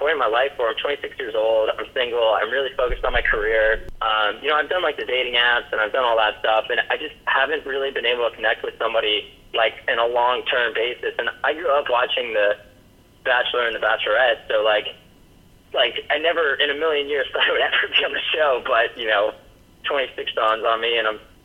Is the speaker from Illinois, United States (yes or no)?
no; Middletown, Maryland, United States; moved away as an adult; also born or lived in High Point, North Carolina; now in San Francisco Bay Area, United States; So I actually grew up in a small rural town in Maryland.